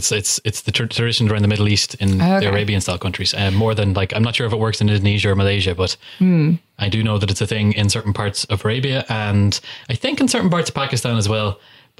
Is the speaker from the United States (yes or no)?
no; Donegal, Ulster, Ireland; growing up in Donegal